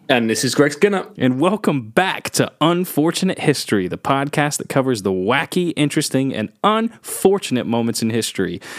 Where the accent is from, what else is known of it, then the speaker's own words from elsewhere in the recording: England, United Kingdom; I'm English.